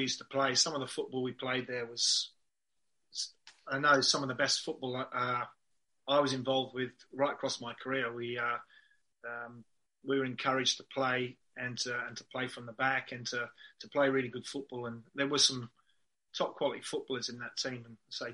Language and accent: English; Reading, South East England, United Kingdom; also born or lived in Swansea, Wales / Basingstoke; I was born in Swansea, so I'm a Welshman. But my mum and dad moved to moved around the Reading, Basingstoke area when I was, I think, around about two. So spent most of my time growing up in and around Reading.